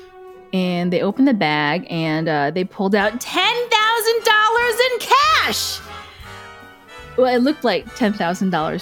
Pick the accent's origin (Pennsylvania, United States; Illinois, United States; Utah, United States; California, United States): Illinois, United States; Willowbrook; moved away as an adult; also born or lived in Chicago / Las Vegas; I was raised in Willowbrook, Illinois, and I finally got to the big city, Chicago